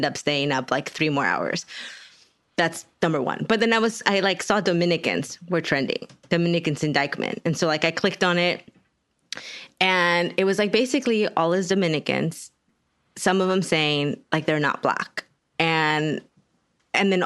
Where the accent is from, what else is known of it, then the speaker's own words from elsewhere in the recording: Texas, United States; I'm from Texas, and when I say y'all